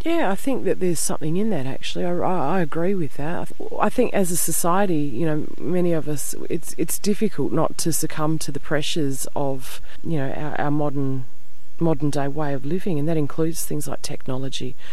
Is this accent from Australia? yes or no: yes; Perth, Western Australia, Australia; also born or lived in Wheatbelt, Western Australia; I'm born and bred in Perth